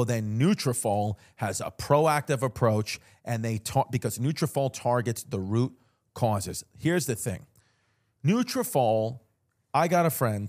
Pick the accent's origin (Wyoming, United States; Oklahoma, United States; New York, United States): New York, United States; New York.